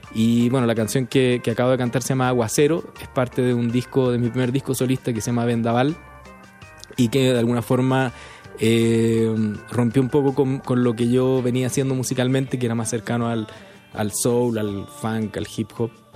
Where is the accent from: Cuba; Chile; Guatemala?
Chile; moved away as an adult; now in Mexico; yo soy músico chileno, vivo hace cuatro años en México